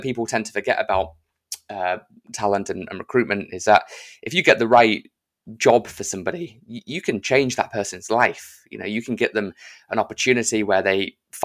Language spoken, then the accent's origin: English; United Kingdom; I'm British